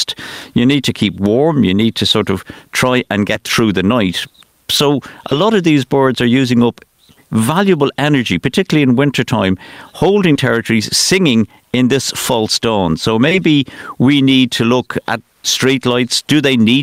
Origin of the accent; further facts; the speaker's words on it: Dublin, Leinster, Ireland; moved away as an adult; now in Newcastle, County Wicklow, Ireland; I'm born and bred in Finglas